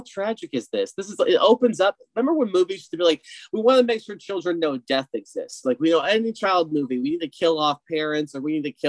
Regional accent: United States; Hey, I'm American.

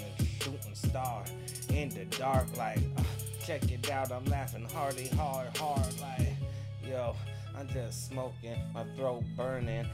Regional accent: Gallatin, Tennessee, United States; I'm from Gallatin, Tennessee

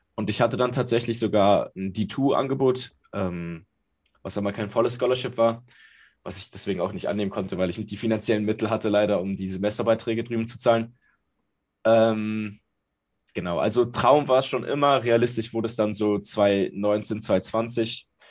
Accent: Berlin, Germany; Ich bin geboren in Berlin. Ich komme aus Berlin, bin hier aufgewachsen.

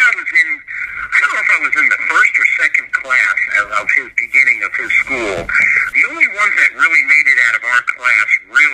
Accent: St. Petersburg, Florida, United States; I started like at a youth center in St. Petersburg, Florida, where I'm from

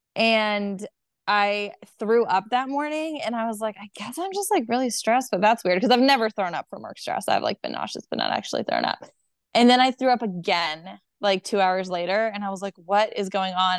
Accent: Delaware, United States; now in Charlotte, United States; I'm from Delaware.

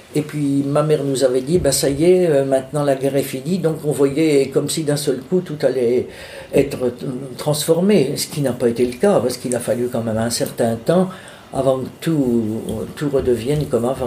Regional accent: Bourges, Centre-Val de Loire, France; also born or lived in Charleville-Mézières, Ardennes; je suis né à Mézières-Charleville, dans les Ardennes, mais je n'y ai pas vécu parce que quand j'ai eu trois ans, mes parents ont déménagé, sont venus s'installer dans le Berry. On ils sont venus à Bourges

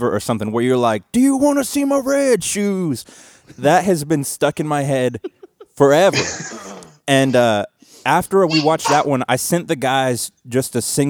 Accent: Louisville, Kentucky, United States; … and I are from Louisville, Kentucky

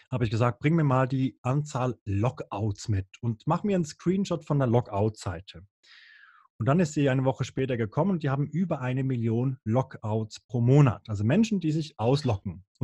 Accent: Bern, Switzerland; Früher als Berner, Berner war ja schlimmer als Holland, da hast du äh, zwischendurch mal ein bisschen Gras geraucht

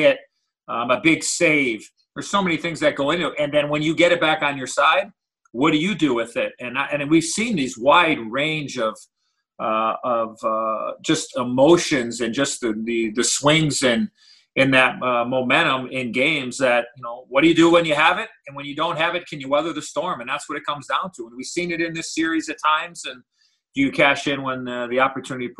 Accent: Chicago, Illinois, United States; when I was a young boy growing up in Chicago

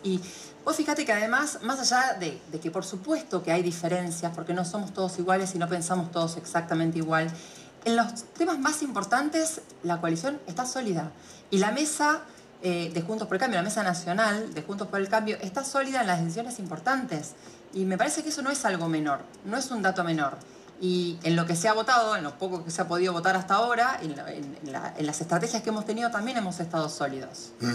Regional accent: Argentina; como argentinos

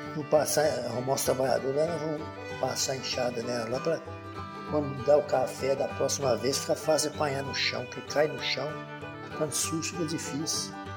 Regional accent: Diogo de Vasconcelos, Minas Gerais, Brazil; Nasci na fazenda, no distrito de lá, município de lá

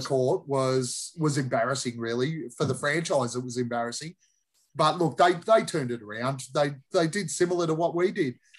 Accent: Australia; We're Aussies.

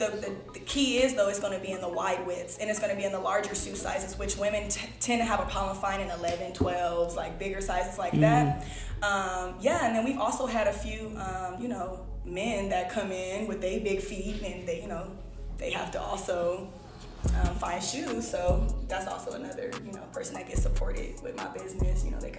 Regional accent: Los Angeles, California, United States; Los Angeles, California. Born and raised? Born and raised. Cali girl, L.A.

